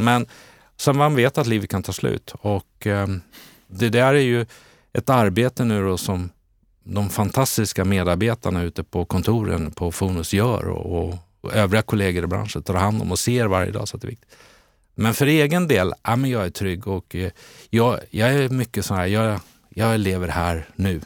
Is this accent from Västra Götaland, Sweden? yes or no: yes; Borås, Västra Götaland, Sweden; also born or lived in Eskilstuna / Stockholm; now in Täby, Sweden; jag är född i Borås, hade en period i Eskilstuna, landade sen in i Stockholm 92 där jag bor kvar